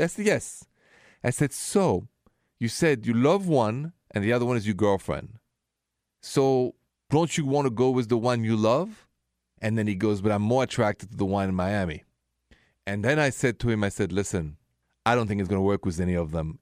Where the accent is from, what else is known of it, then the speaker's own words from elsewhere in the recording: Paris, Île-de-France, France; accent: French; English is a second language; moved away; my accent is French, from Paris actually.